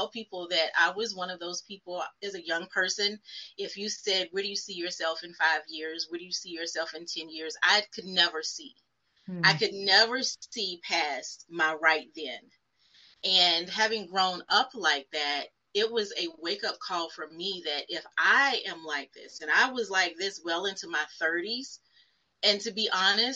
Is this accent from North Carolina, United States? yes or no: yes; Fayetteville, North Carolina, United States; moved away as an adult; also born or lived in Charlotte, North Carolina; now in Richmond, United States; I am originally from Fayetteville, North Carolina